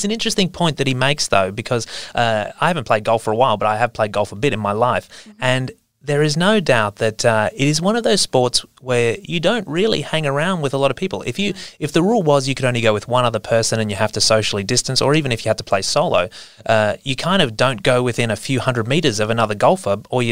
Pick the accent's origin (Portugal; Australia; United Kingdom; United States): Australia; As an Australian